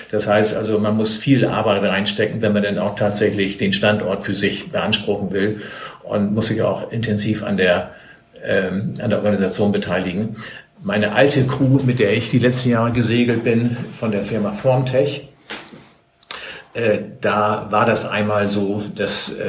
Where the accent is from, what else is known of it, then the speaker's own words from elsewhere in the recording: Hamburg area, Germany; zu meiner Jugendzeit war es so, ich bin gebürtig aus der Gegend von Hamburg.